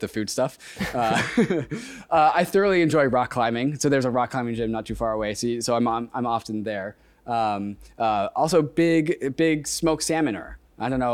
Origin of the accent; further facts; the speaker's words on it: Seattle, Washington, United States; Seattle's my hometown